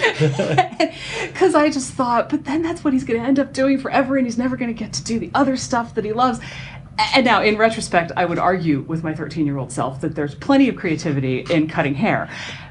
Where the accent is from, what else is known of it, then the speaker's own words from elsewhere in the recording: York, Pennsylvania, United States; when I was growing up in York, Pennsylvania